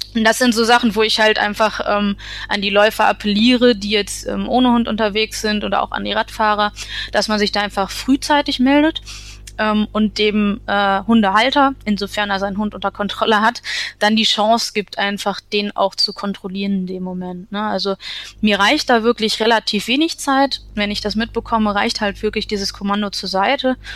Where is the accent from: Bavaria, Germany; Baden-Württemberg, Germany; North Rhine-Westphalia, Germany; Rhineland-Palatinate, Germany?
North Rhine-Westphalia, Germany; Essen; now in Münsterland, Germany; ich komme ursprünglich aus Essen